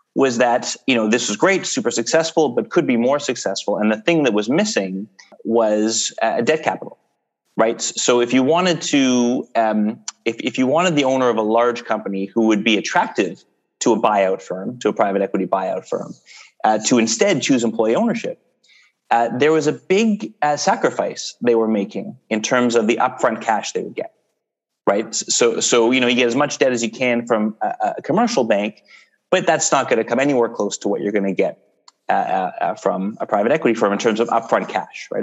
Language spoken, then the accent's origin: English; Canada; we're Canadian